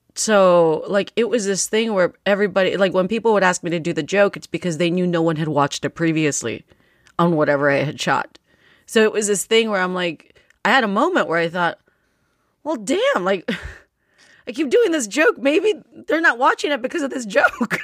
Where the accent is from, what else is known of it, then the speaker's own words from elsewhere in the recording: United States; I was born here, and I learned English off of T V.